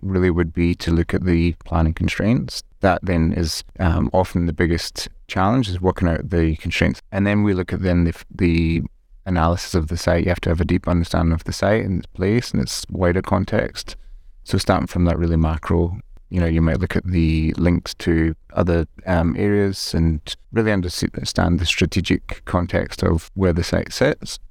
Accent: Glasgow, Scotland, United Kingdom; moved away; I grew up in Scotland, um, in Glasgow.

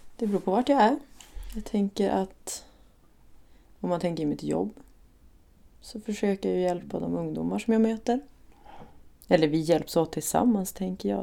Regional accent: Umeå, Västerbotten County, Sweden; Jag kommer egentligen från Ersboda så det är som på helt andra sidan stan

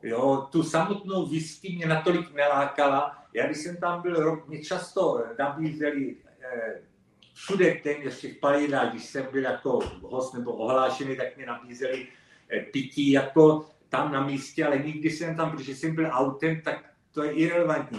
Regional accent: Moravian Slovakia, South Moravian Region, Czechia; moved away; also born or lived in London, United Kingdom / Elgin, Scotland; já jsem pocházím taky z Jižní Moravy, eh, ze Slovácka

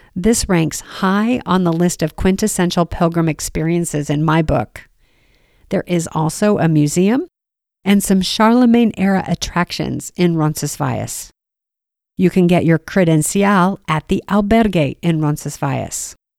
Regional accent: United States; As an American

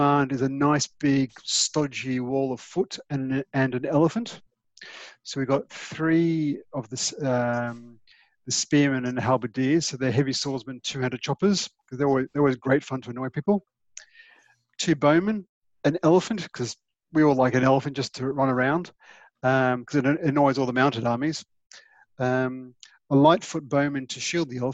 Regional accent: Australia; now in England; I'm Australian

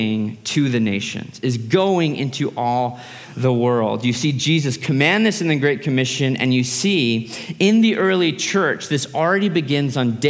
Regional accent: United States; As an American

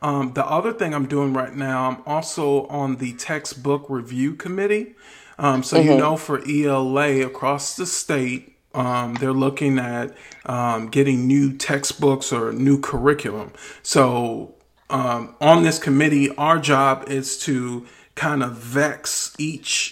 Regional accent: Wisconsin, United States; moved away; I got a lot of family in Facebook because I'm from Wisconsin

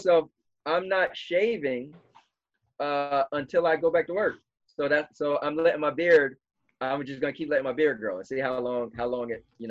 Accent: New Jersey, United States; we're from Jersey, so we get pulled over in PA.

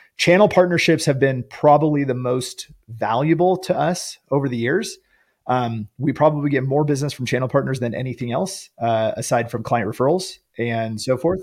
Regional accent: Northern California, United States; I grew up in Northern California

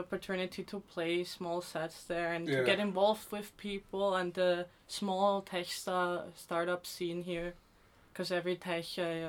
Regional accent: Austria; moved away as an adult; also born or lived in Bratislava, Slovakia; now in United Kingdom; I'm from Europe. I was born in Bratislava and then we migrated later on to Austria and that's where I was pretty much raised for my whole life.

